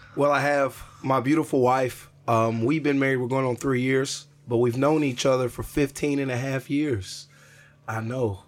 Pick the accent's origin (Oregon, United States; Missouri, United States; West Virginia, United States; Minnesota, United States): Missouri, United States; Jefferson City; moved away; I'm back in Jefferson City, my hometown